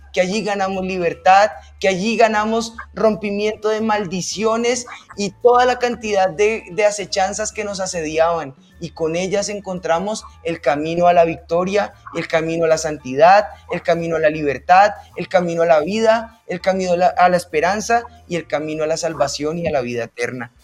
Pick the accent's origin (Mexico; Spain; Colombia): Colombia